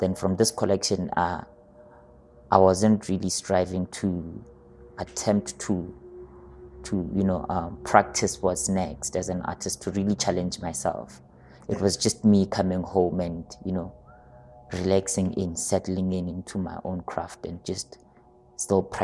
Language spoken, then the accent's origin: English; Limpopo, South Africa; first language Sepedi; English is a second language; now in Gauteng, South Africa; I was born in Limpopo, and another phase of my life was also here in Gauteng